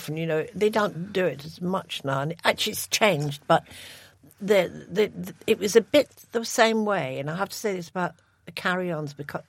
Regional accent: Ashton-under-Lyne, North West England, United Kingdom; born there; I was born in Ashton-under-Lyne

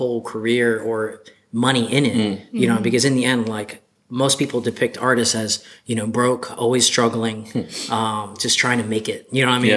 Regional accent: Ocala, Florida, United States; also born or lived in Gainesville, Florida; I'm from Ocala, Florida. I was born in Gainesville, but I was raised here all my life.

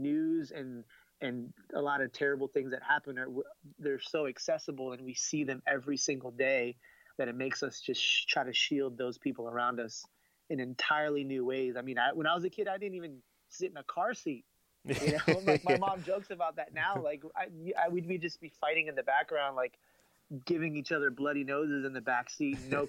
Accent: Miami, Florida, United States; moved away as an adult; now in Atlanta, United States; I live in Atlanta now, and it's I'm from Miami. You know, that's where I grew up

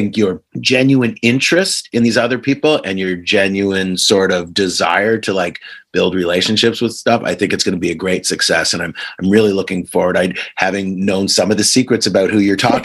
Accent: Kingston, Ontario, Canada; moved away as an adult; now in Montclair, United States; growing up in Kingston, we took curling

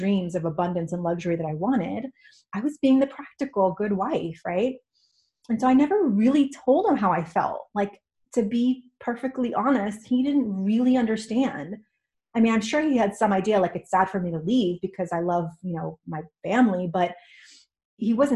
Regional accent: New York, United States; moved away as an adult; also born or lived in California; now in Washington, United States; I grew up in New York and I moved to California for the sunshine.

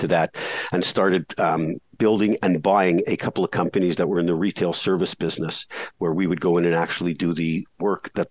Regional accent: Canada; I grew up in Canada, shoveling snow in the winter

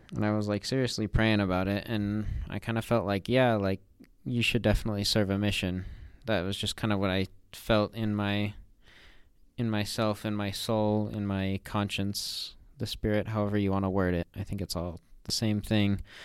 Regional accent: Northern Utah, United States; I'm from Northern Utah.

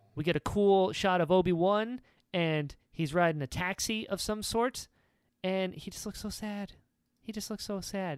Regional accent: North Carolina, United States; I'm from North Carolina. We don't say those.

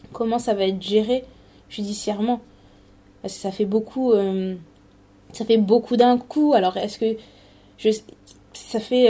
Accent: Paris region, Île-de-France, France; moved away; also born or lived in Canada; moi, je suis née en région parisienne et mes parents ont emménagé ici il y a quelques années.

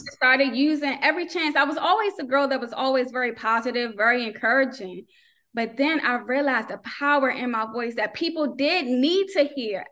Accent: North Carolina, United States; moved away; also born or lived in Maryland; I'm originally from North Carolina. We moved to Maryland, but then when we moved to Maryland, we didn't go to church like we did back home.

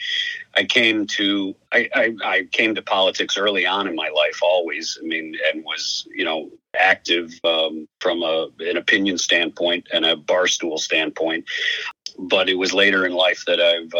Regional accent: Midwest, United States; moved away as an adult; also born or lived in Alabama / New York; I grew up in the Midwest

